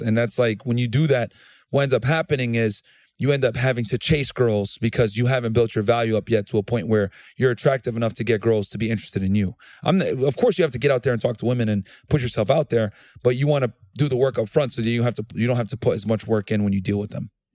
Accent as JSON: {"language": "English", "area": "New Britain", "region": "Connecticut", "country": "United States", "tie": "born or raised there", "also_born_or_lived": "Laredo, Texas", "moved": "as an adult", "said": "I grew up in, I'm from New Bern, Connecticut originally"}